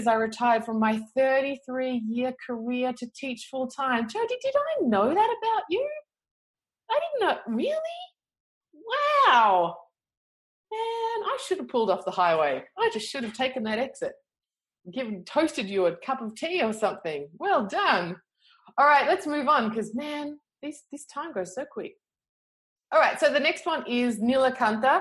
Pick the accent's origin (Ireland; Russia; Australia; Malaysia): Australia; I'm from Australia. Come on, that's how we talk here